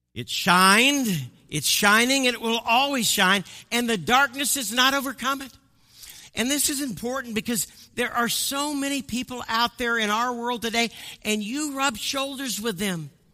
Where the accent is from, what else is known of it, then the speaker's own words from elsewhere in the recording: Midwest, United States; also born or lived in Colorado Springs, Colorado; I'm from the Midwest